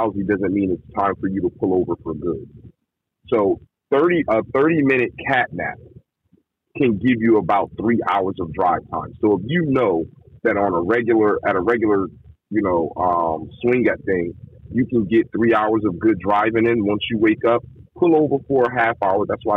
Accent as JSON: {"language": "English", "region": "East Coast", "country": "United States", "said": "I'm from the East Coast"}